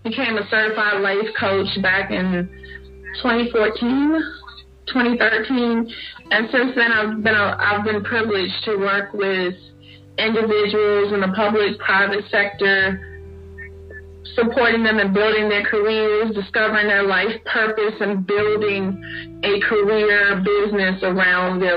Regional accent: Newport News, Virginia, United States; moved away as an adult; now in North Carolina, United States; I hail from Newport News, Virginia, the home of 757. I am in North Carolina. I've been in North Carolina the past 20 years

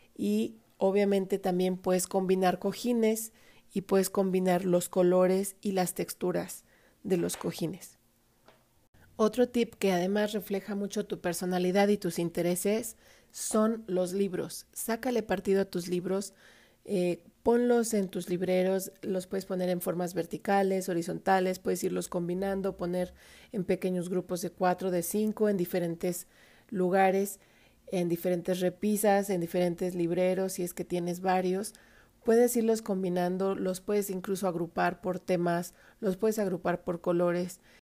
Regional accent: Mexico; como decimos acá en México

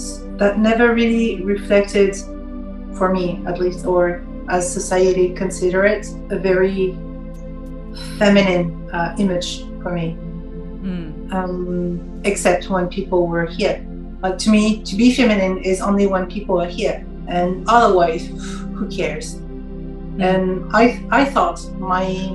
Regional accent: France; English is a second language; also born or lived in Paris; I'm French, I live in Paris

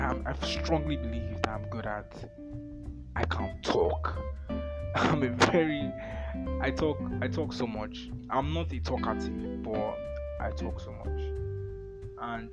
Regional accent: Nigeria; English is a second language; I'm a Nigerian, I'm a Christian

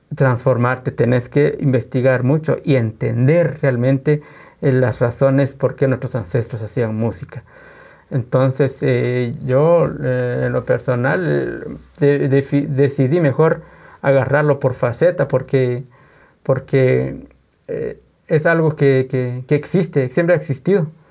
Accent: Guatemala; somos de Guatemala, Guatemala. ¿Y qué cultura? Somos cultura maya

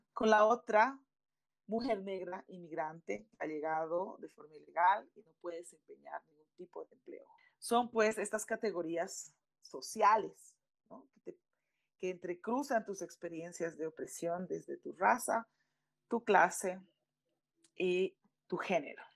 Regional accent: Bolivia; dentro del activismo en mi país, Bolivia

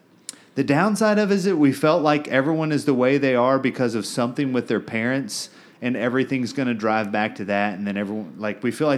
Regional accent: Bryan, Texas, United States; So, I'm from Bryan, same years.

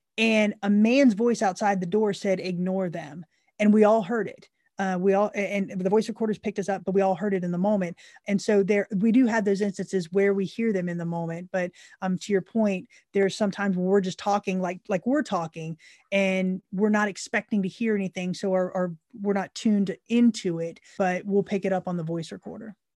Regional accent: Central Florida, United States; moved away as an adult; now in Tennessee, United States; we grew up born and raised in, in Central Florida.

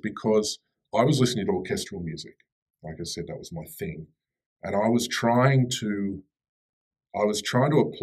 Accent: Australia; born or raised there; moved away as an adult; also born or lived in Sydney; now in Daejeon, South Korea

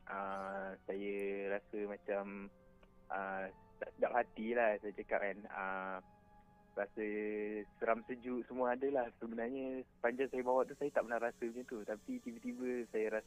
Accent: Puncak Alam, Selangor, Malaysia; Saya daripada Puncak Alam.

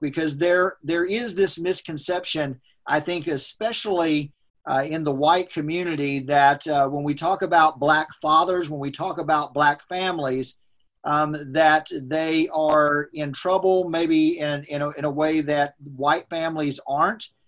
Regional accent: United States; as a white man growing up in America

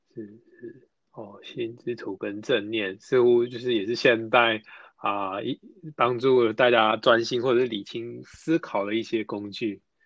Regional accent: Taichung, Taiwan; now in Taipei, Taiwan; 我台中人，目前在台北

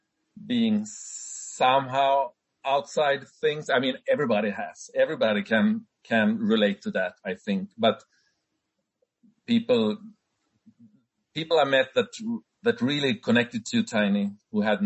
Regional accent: Sweden; my home country, Sweden.

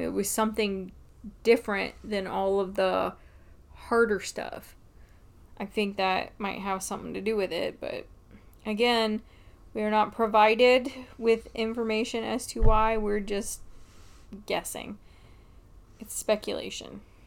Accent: United States; I'm an American.

